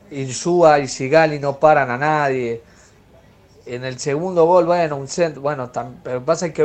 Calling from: Mendoza, Argentina; Buenas tardes, Ramiro. … de Mendoza, lo escucho siempre, como todos los días.

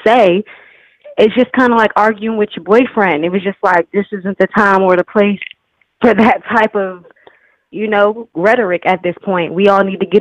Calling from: Virginia, United States; I'm calling from Virginia.

